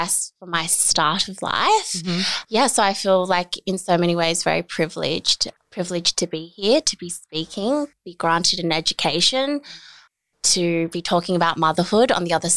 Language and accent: English; Australia; also born or lived in South Korea; I'm originally from South Korea. I'm actually adopted. So I came to Australia when I was 4.5 months old.